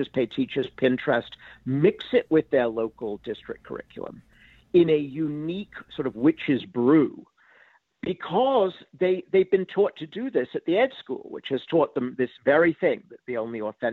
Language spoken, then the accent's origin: English; England, United Kingdom; now in United States; I grew up in England